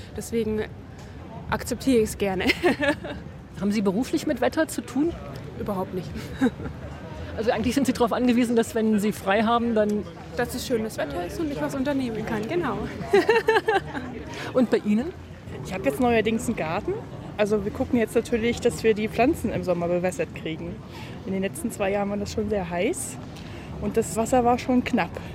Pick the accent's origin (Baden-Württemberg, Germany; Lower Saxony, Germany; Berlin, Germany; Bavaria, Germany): Bavaria, Germany; Würzburg district; aus dem Landkreis Würzburg